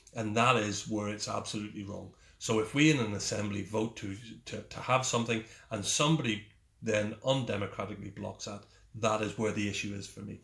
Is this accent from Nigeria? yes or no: no; Ulster, Northern Ireland, United Kingdom; also born or lived in Germany